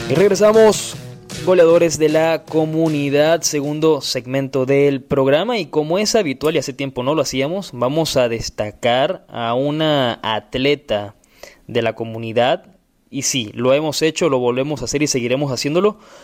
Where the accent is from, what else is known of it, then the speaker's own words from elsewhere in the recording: Venezuela; moved away; yo soy de Venezuela